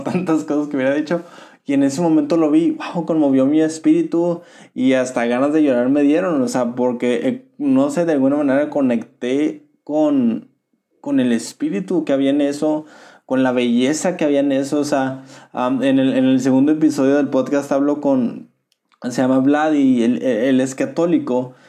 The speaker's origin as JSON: {"language": "Spanish", "country": "Mexico", "said": "como mexicanos"}